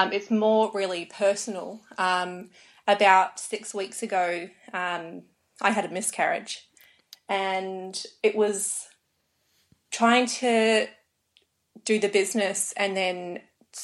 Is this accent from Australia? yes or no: yes; Australia; I was born in Australia.